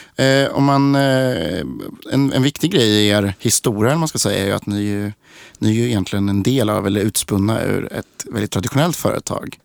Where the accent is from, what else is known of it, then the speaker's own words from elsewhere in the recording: Linköping, Östergötland, Sweden; jag är också från Linköping